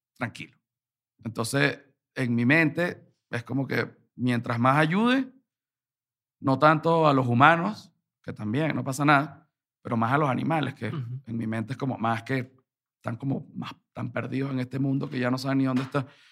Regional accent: Venezuela; moved away as an adult; now in Mexico; Yo soy un venezolano acá

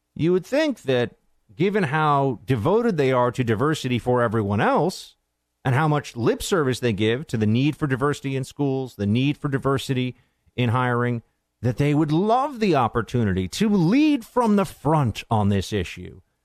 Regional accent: New York, United States; now in Washington, D.C., United States; I'm a New Yorker, so I know these things. Although I'm a swamp dweller right now in D C.

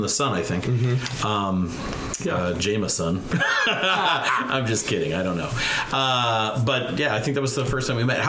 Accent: Bellevue, Nebraska, United States; I grew up, I would go to the barber shop. I grew up in Air Force, near the Air Force Base in Bellevue and stuff.

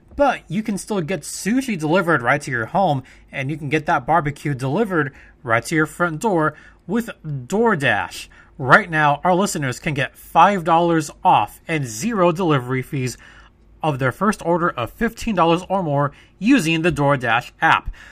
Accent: Los Angeles, California, United States; I played a lot of basketball growing up, especially growing up near the Forum and in that part of L

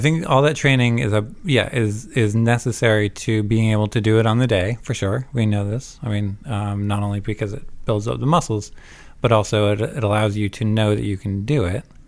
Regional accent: Vermont, United States; also born or lived in Savannah, Georgia / New Jersey / Canada; I'm not Canadian, but I did grow up in Vermont

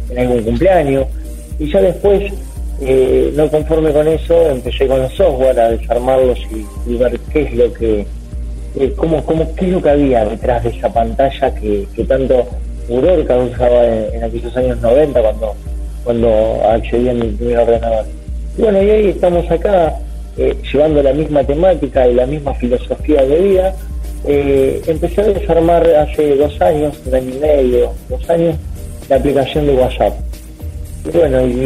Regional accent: Buenos Aires, Argentina; eh, yo soy de Argentina, Buenos Aires, y con mi hijo Andrés en este momento me encuentro en la ciudad de Paraná

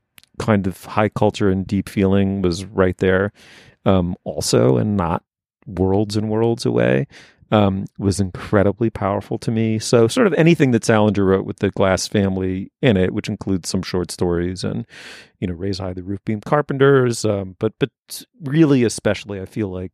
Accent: New York City, New York, United States; Okay, well, I'm from the Upper East Side of Manhattan

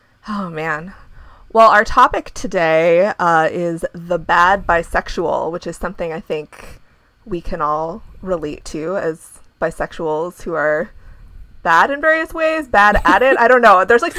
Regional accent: Ohio, United States; now in Chicago, United States; I'm from Ohio

